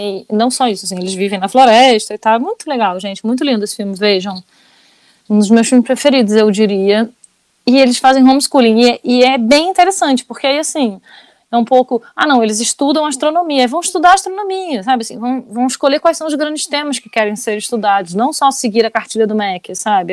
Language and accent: Portuguese; Rio de Janeiro, Brazil; now in France; eu sou carioca, nascida, nascida e criada no Rio de Janeiro. Mas eu moro na França.